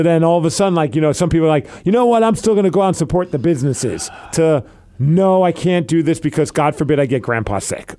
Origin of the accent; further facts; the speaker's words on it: Calgary, Alberta, Canada; I'm from Alberta.